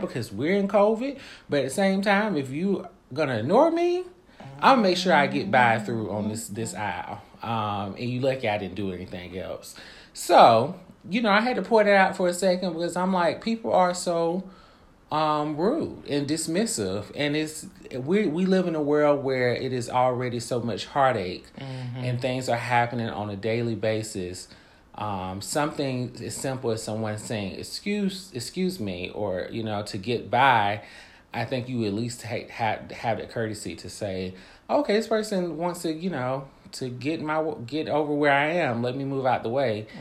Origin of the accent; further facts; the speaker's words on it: the South, United States; I'm from the South